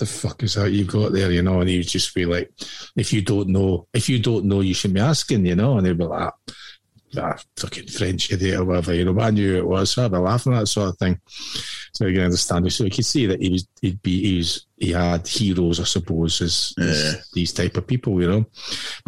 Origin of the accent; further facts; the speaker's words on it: west of Scotland, United Kingdom; I'm born in fucking the west of Scotland